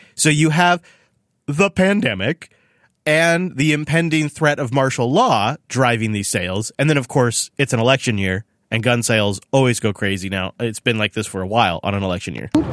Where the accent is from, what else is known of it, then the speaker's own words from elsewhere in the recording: Washington, United States; in Washington State, my home state